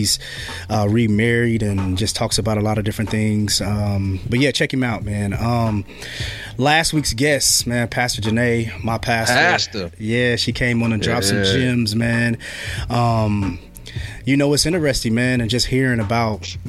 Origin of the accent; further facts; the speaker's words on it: Marion, United States; We come from Marion, so it's a decent sized city